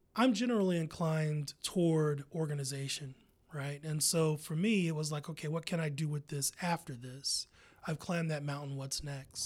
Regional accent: Columbus, Ohio, United States; I'm from Columbus

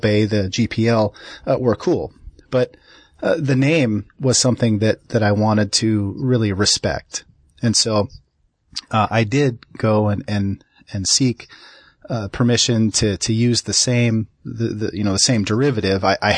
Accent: Minneapolis, Minnesota, United States; I grew up in Minneapolis, the birthplace of the famous MEC computing consortium.

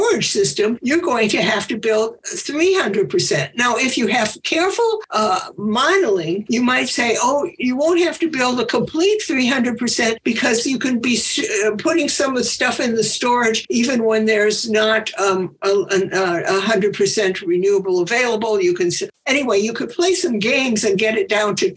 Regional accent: Chicago, Illinois, United States; I grew up in Chicago

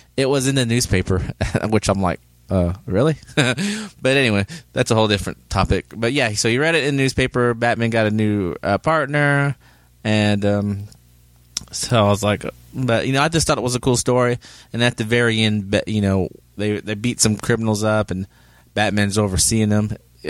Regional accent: Oklahoma, United States; born or raised there

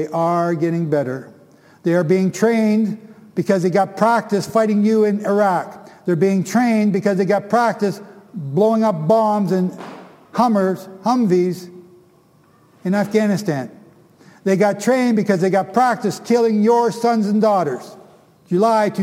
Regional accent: Canada; I'm from Canada

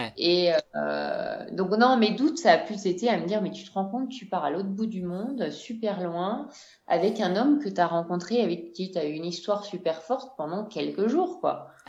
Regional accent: France; moved away as an adult; also born or lived in Amazon, Ecuador; now in Quito, Ecuador; on est française

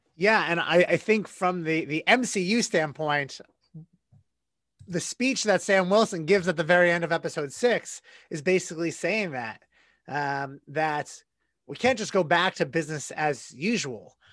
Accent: United States; an American citizen, a, a white cisgender straight male American

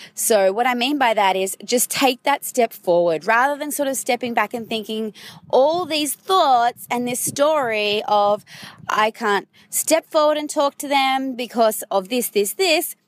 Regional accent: Sydney, New South Wales, Australia; we're both from Sydney

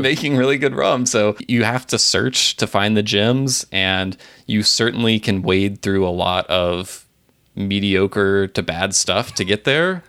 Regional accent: Tennessee, United States; my home state of Tennessee

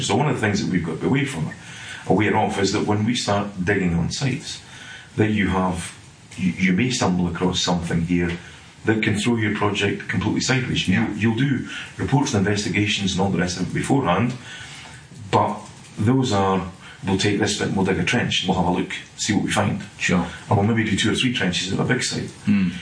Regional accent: Scotland, United Kingdom; moved away as an adult; now in England; You'll gather from my accent, I'm not sort of from Englandshire. I'm from up in Scotland.

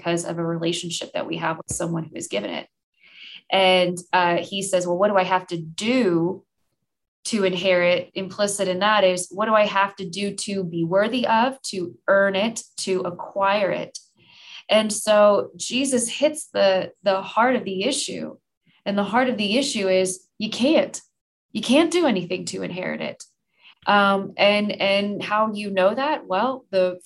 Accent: United States; as American Christians

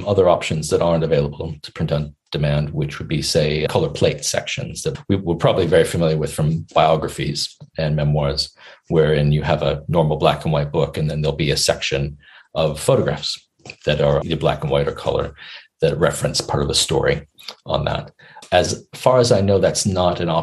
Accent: United States; now in United Kingdom; as an American

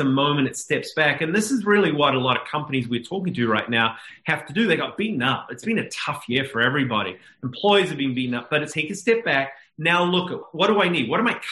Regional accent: New Zealand; moved away as an adult; I'm a Kiwi based in New Zealand the first 21 years

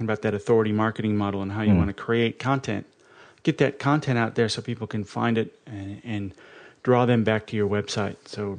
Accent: Australia; Whoops, I am Australian. I'm as girt by sea as anybody.

